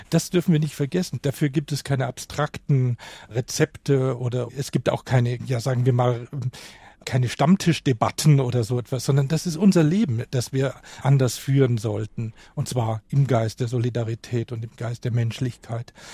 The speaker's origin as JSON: {"language": "German", "town": "Kaufbeuren", "region": "Bavaria", "country": "Germany", "said": "eine kleine Stadt in Bayern."}